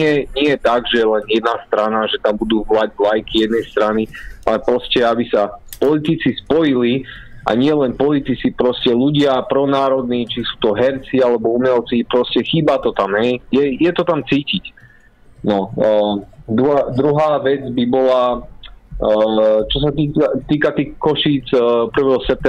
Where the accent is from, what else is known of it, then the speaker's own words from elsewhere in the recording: Slovakia; spája nás tá istá krv, sme Slováci